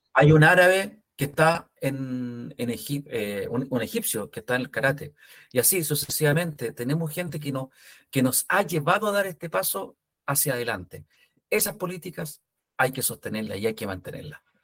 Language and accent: Spanish; Chile; como chilenos